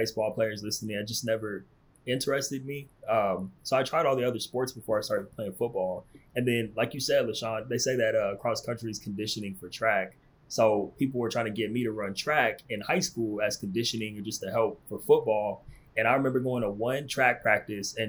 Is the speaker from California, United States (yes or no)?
yes; California, United States; moved away as an adult; I'm from California